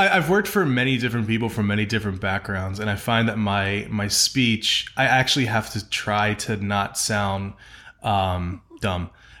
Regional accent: Pennsylvania, United States; also born or lived in New York; now in Atlanta, United States; I'm from Pennsylvania, and I lived in New York.

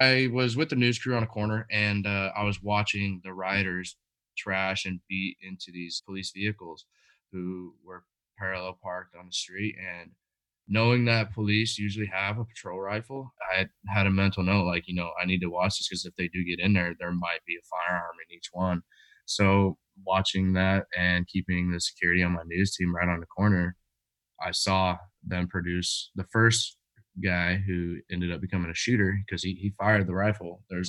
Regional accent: Washington, United States; also born or lived in California; was raised in Washington.

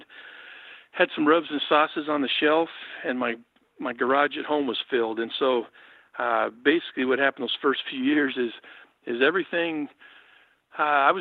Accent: Oregon, United States; I grew up here in Oregon. My dad was a state policeman, moved around the state

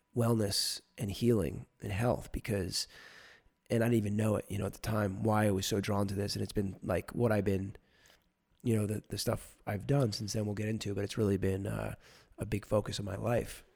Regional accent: New Jersey, United States; I'm from New Jersey.

